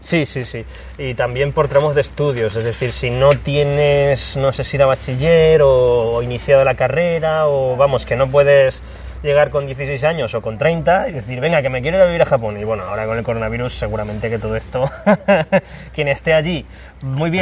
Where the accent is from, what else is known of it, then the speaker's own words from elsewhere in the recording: Spain; como los españoles